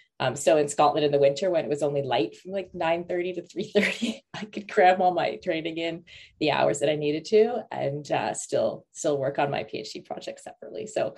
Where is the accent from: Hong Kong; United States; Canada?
Canada; moved away; also born or lived in Middle East / Europe; I'm from Canada originally. I grew up partially in the Middle East and I spent most of my 20s in Europe.